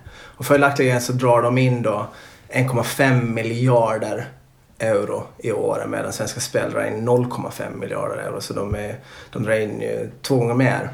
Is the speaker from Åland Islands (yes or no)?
yes; Åland Islands; när jag växte upp på Åland